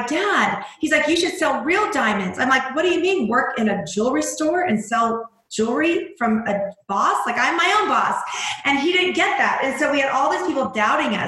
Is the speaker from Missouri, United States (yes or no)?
yes; Missouri, United States; I'm a mom from Missouri